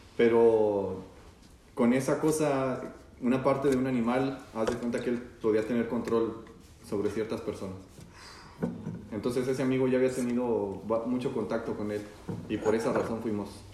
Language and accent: Spanish; Zacatecas, Mexico; ese lugar, que es Zacatecas, está bien porque yo también soy de allá